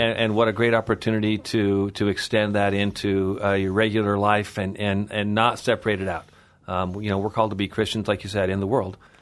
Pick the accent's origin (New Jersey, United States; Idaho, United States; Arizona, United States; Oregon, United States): Idaho, United States; Kellogg; moved away as an adult; also born or lived in Meridian, Idaho; we moved back up to Kellogg, uh, in nineteen seventy-five as I was entering the fourth grade